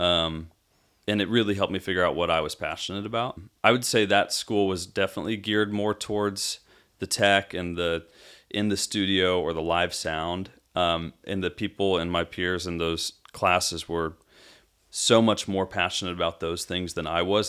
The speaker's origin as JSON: {"language": "English", "region": "Arizona", "country": "United States", "tie": "born or raised there", "moved": "yes", "lives_now": "Franklin, Tennessee, United States", "said": "from Arizona, from growing up in Arizona"}